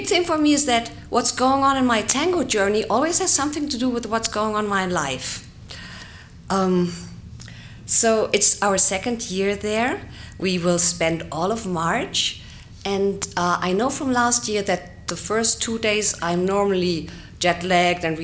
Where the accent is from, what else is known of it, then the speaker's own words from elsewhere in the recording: Germany; I'm from Germany